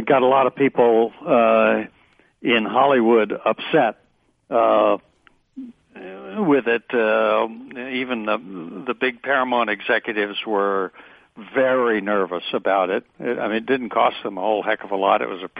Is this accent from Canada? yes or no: no; England, United Kingdom; also born or lived in Alabama, United States; No, you know, I grew up in England and in Alabama, really different places.